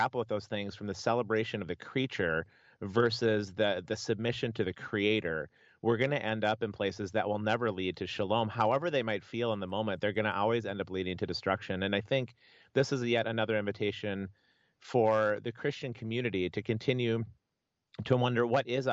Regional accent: Minnesota, United States; I grew up in Minnesota

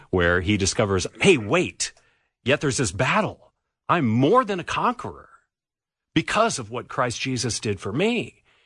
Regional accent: California, United States; moved away; So I grew up in California.

